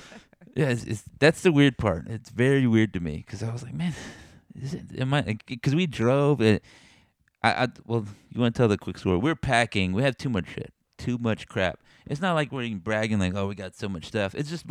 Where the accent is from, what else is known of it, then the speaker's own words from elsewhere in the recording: Texas, United States; now in Missouri, United States; We're like from Texas, and they're like, wow, tell me more about Texas.